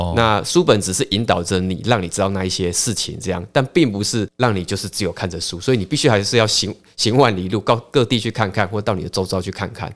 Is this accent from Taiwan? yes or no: yes; Pingtung, Pingtung County, Taiwan; also born or lived in Taoyuan / Taipei; now in Pingtung, Taiwan; 屏东主要是我，呃，的故乡啦，吼。那过去我是都在北部，桃园、台北这样子，嗯。那也是两年前才回到我的故乡屏东